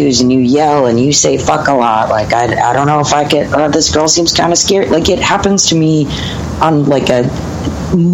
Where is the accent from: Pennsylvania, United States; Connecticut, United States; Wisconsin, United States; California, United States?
California, United States; Los Angeles; also born or lived in Hawaii / Salt Lake City; I was born in Los Angeles, lived here until I was about 7, and then that's like around 92